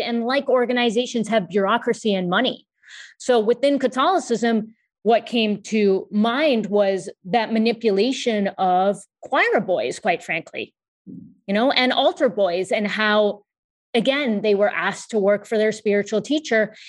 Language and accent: English; United States; I am of Indian descent. My parents were born in India and I was born in the U S